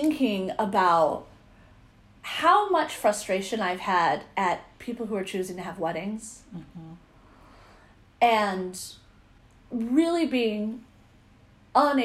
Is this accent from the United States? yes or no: yes; Visalia, California, United States; my hometown